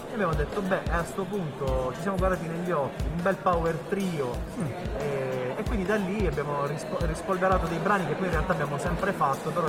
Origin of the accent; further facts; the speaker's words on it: Crispiano, Apulia, Italy; io sono di Crispiano e ho studiato qui, mi sono laureato nel 2011